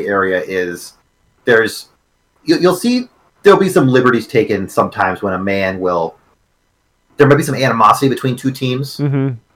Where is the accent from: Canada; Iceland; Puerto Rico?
Canada; I'm a Canadian guy